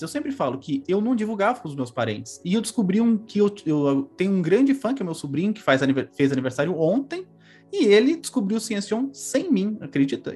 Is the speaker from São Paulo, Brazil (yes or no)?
yes; São Paulo, Brazil; a casa que eu morava no Carandiru, que eu cresci em São Paulo